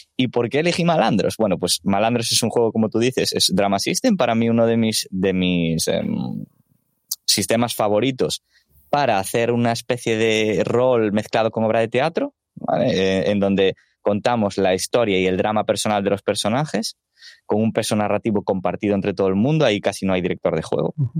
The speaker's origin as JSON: {"language": "Spanish", "region": "Galicia", "country": "Spain", "said": "yo soy gallego, entonces pues el portugués algo voy entendiendo"}